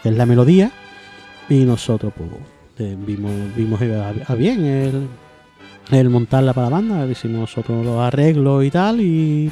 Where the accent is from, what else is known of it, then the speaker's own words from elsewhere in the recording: Seville, Andalusia, Spain; soy, soy sevillano